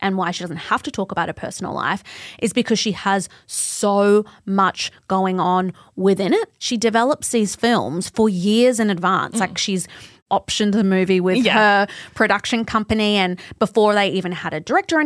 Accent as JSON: {"language": "English", "country": "Australia", "said": "we're Australian"}